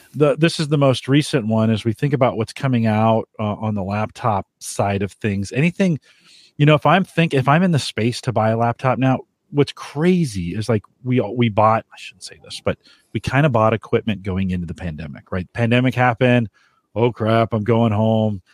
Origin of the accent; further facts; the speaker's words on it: San Jose, California, United States; moved away; I grew up in San Jose.